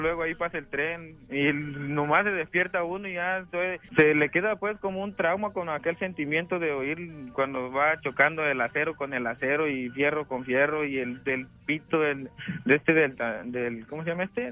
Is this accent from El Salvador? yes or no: yes; El Salvador; moved away; Yo soy salvadoreño